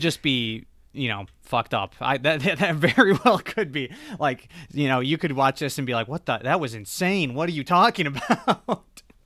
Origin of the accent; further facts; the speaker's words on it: Michigan, United States; I'm from Michigan